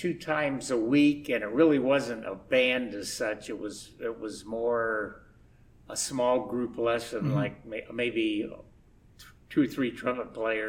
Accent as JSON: {"language": "English", "town": "Indianapolis", "region": "Indiana", "country": "United States", "tie": "born or raised there", "said": "Grew up in Indianapolis, inner city."}